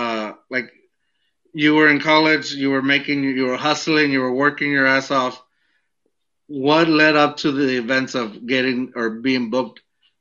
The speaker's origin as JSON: {"language": "English", "country": "Mexico", "tie": "born or raised there", "said": "I grew up in a barrio, or I grew up in Mexico, and I knew the deal, the streets."}